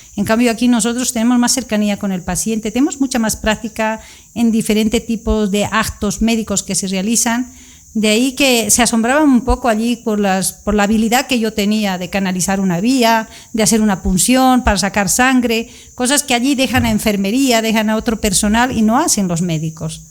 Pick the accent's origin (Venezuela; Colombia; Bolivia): Bolivia; Sucre, Chuquisaca; moved away as an adult; also born or lived in La Paz, Bolivia; now in Barcelona, Spain; soy boliviana, crecí en Sucre desde los primeros años de mi vida